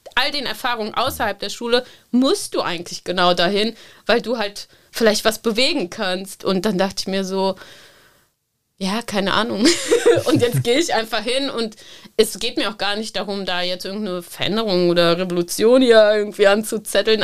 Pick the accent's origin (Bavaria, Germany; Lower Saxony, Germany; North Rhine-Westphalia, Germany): North Rhine-Westphalia, Germany; Cologne; ich bin in Köln-Korwal aufgewachsen